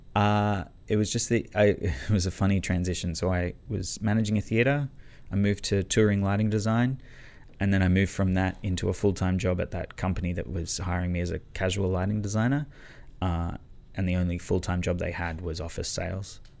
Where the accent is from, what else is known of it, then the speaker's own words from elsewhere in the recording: Canberra, Australian Capital Territory, Australia; now in Melbourne, Australia; I grew up in Canberra, um, but I moved to Melbourne